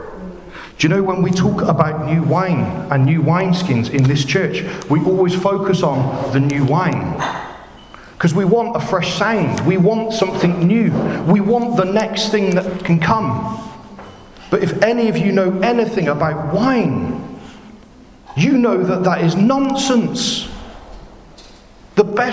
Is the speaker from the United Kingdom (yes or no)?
yes; Bristol, South West England, United Kingdom; accent: Bristolian; now in Basildon, United Kingdom; my funny Bristolian accent